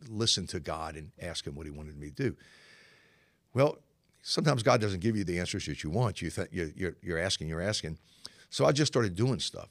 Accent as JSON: {"language": "English", "town": "Norfolk", "region": "Virginia", "country": "United States", "tie": "born or raised there", "said": "I was born and raised in Norfolk. Uh, my family is from this area"}